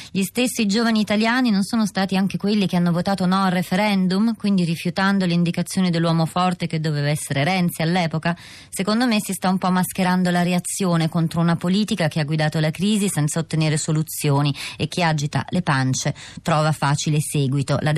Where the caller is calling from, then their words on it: Rome, Lazio, Italy; Da Roma.